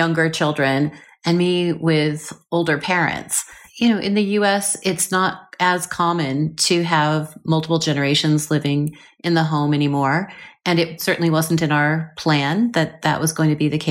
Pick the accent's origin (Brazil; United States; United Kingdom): United States; Seattle, Washington; I grew up in Seattle just after the Ted Bundy sort of situation